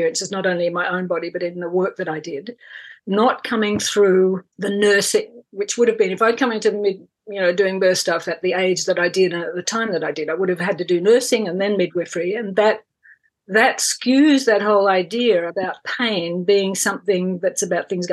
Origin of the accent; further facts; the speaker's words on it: country Victoria, Australia; also born or lived in England; I'm Australian through and through, country Victoria girl